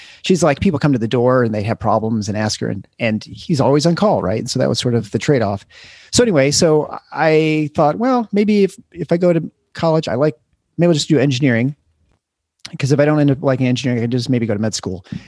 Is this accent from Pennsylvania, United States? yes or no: no; Lansing, Michigan, United States; also born or lived in Iowa City, Iowa; now in Grand Rapids, United States; I grew up in Lansing area